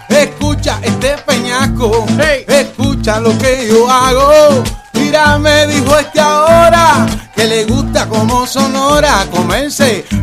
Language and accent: Spanish; Puerto Rico; nosotros somos boricuas de sangre